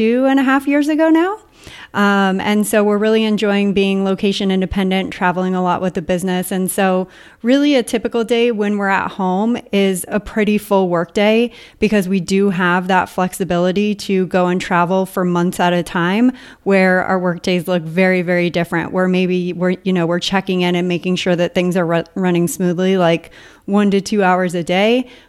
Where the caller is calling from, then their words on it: Puerto Rico; from Entrepreneurs on Fire and I'm calling from Puerto Rico.